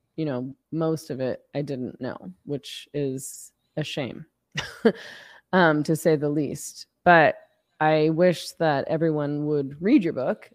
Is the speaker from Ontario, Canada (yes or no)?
no; Vancouver, British Columbia, Canada; I'm from B C, so I'm from the West